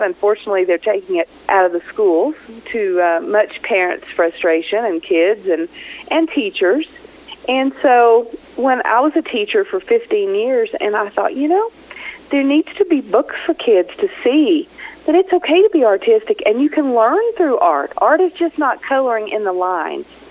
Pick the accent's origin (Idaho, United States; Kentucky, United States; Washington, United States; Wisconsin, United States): Kentucky, United States; moved away as an adult; now in Taos, United States; I'm from Kentucky